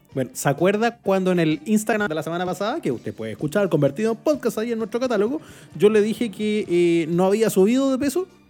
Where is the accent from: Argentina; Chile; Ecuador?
Chile